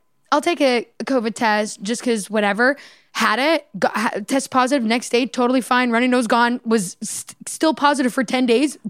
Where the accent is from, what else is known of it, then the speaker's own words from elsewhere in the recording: Canada; now in Los Angeles, United States; I'm from Canada.